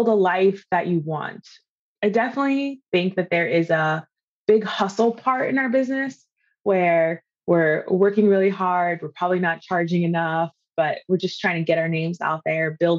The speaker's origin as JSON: {"language": "English", "region": "East Coast", "country": "United States", "moved": "yes", "lives_now": "California, United States", "said": "I'm originally from the East Coast, but I live in California now"}